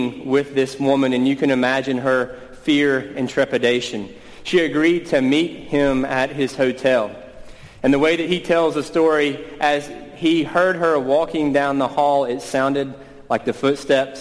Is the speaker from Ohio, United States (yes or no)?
no; East Tennessee, United States; now in Washington, D.C., United States; I grew up in East Tennessee